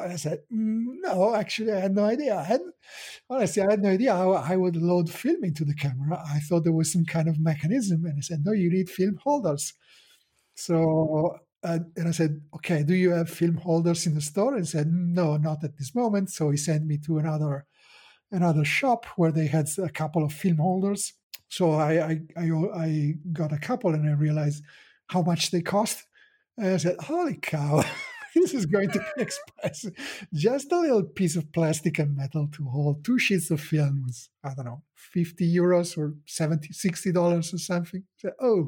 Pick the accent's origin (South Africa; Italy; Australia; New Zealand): Italy; I'm a photographer from Italy.